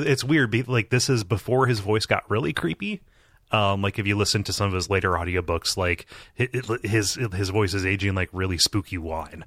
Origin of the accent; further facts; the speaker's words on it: Midwest, United States; growing up in the Midwest